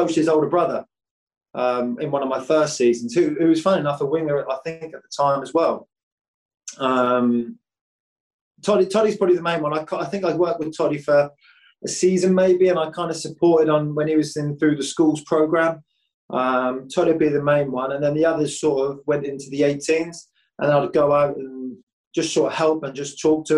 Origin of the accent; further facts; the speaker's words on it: Great Yarmouth, East of England, United Kingdom; I'm a local lad. I've said it previously. I'm from Great Yarmouth.